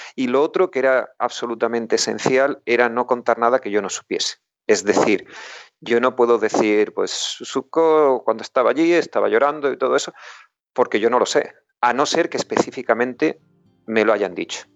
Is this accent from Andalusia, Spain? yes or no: yes; Huelva, Andalusia, Spain; moved away as an adult; also born or lived in Vigo; now in United Kingdom; Yo soy de Huelva